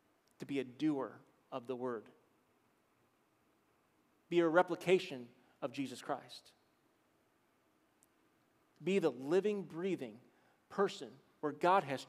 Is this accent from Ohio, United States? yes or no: yes; Cleveland, Ohio, United States; growing up in Cleveland, near Medina